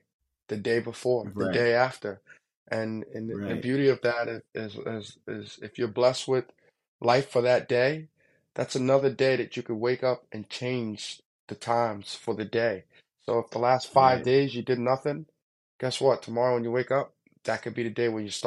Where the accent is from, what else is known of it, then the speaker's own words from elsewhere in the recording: Hempstead, New York, United States; I grew up in Long Island. Hempstead, Long Island, to be exact